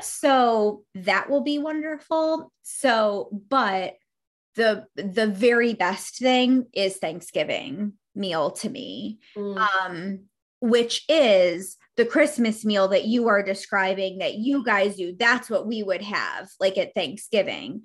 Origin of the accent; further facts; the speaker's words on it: New York, United States; I grew up in New York State.